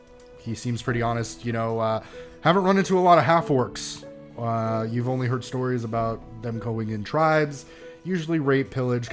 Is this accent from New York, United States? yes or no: yes; New York City, New York, United States; Where I'm fucking from Staten Island.